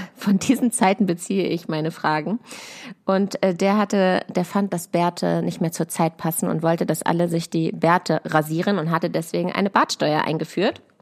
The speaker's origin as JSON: {"language": "German", "area": "near Hanover", "region": "Lower Saxony", "country": "Germany", "tie": "born or raised there", "moved": "yes", "said": "bin auch in der Heimat, also in der Nähe von Hannover. Ich komme ja aus Klein-Dittacke"}